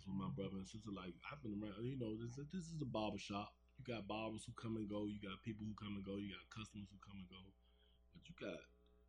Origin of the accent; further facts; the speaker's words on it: Washington, District of Columbia, United States; I grew up in Southeast. Yeah, I'm from DC.